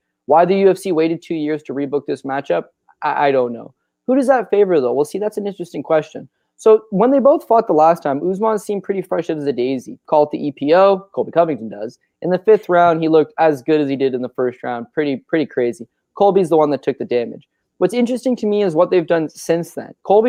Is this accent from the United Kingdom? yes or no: no; Canada; We're Canadian. We love ourselves from George St. Pierre.